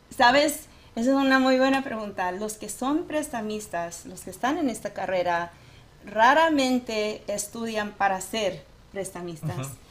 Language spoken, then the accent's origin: Spanish; United States; first language Spanish; yo sí soy primera generación de aquí mis padres mi mamá es de Durango ah, mi papá tejano Ah, y si yo crecí hablando eh, puro español, o sea, el español era mi primer idioma.